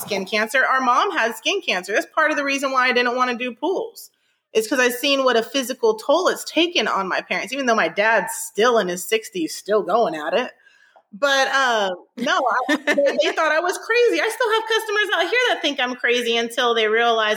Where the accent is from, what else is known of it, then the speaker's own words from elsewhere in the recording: Northern California, United States; now in Houston, United States; I'm from Northern California